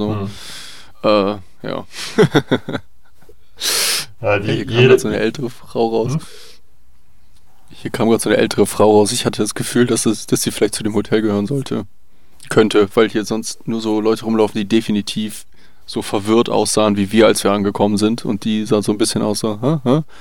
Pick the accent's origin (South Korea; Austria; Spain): South Korea; German is a second language; Ich meine, du musst dir halt vorstellen, groß sein an sich als Koreaner ist schon eine Sache.